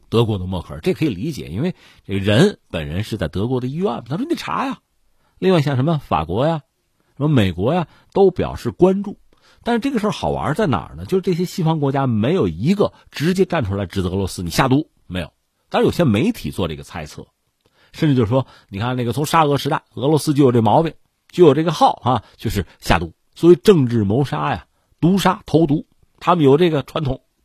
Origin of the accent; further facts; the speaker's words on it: China; 我们中国人